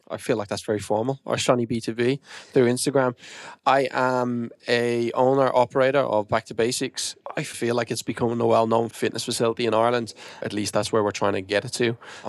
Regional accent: Australia; born there; also born or lived in New Zealand; That's funny. Do you know what? I was born in Australia. I lived in Australia/New Zealand for 5-6 years in my 20s.

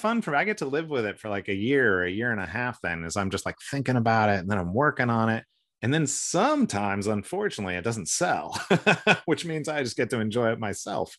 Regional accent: San Francisco Bay Area, California, United States; moved away as an adult; also born or lived in Connecticut / Missouri / Seattle / Asia; now in Portland, United States; I grew up mostly in California. We moved a bit when I was a kid

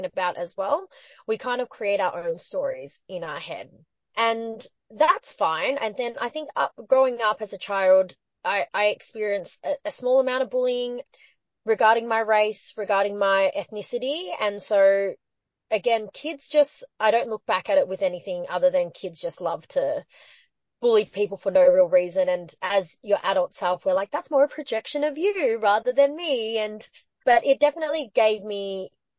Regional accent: Patterson Lakes, Victoria, Australia; I'm Chinese Australian, but back in the 90s, in the suburb that I grew up in Victoria, there's a small town called Paterson Lakes.

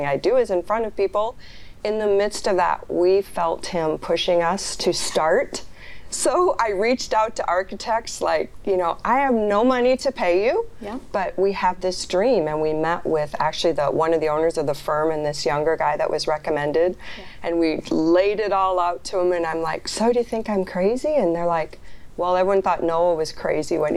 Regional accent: Sioux City, Iowa, United States; my hometown of Sioux City, Iowa

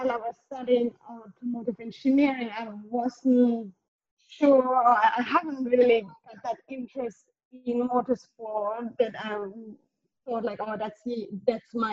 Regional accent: Southern Germany, Germany; English is a second language; moved away; originally I'm from Germany. I grew up um, in a south part

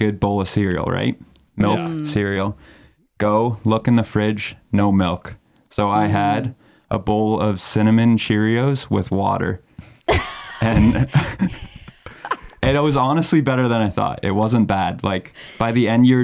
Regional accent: London, Ontario, Canada; also born or lived in Elmira, Ontario; I actually grew up in London, Ontario

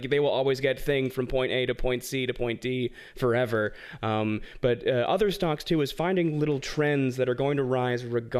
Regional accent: Philadelphia, Pennsylvania, United States; now in Los Angeles, United States; I am here in LA. While I am a godless Eagles fan, born and bred in Philadelphia

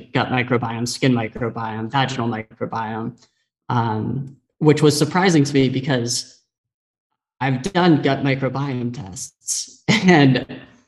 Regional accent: San Diego, California, United States; I grew up in San Diego

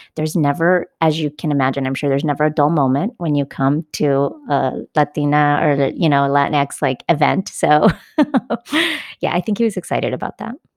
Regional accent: California, United States; I'm a Californian

